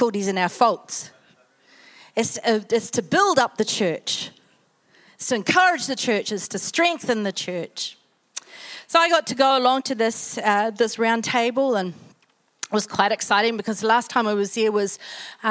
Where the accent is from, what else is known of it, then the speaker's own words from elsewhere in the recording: New Zealand; I'm a Kiwi